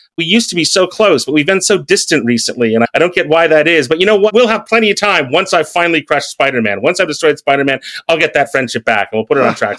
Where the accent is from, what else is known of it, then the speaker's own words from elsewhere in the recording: American Midwest, United States; moved away; growing up in the American Midwest